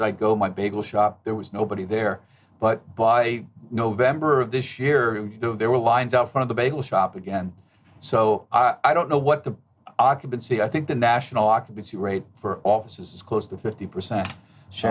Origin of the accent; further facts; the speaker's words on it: outside of Philadelphia, Pennsylvania, United States; also born or lived in Bronx, New York; I was born in New York. I, I grew up outside of Philadelphia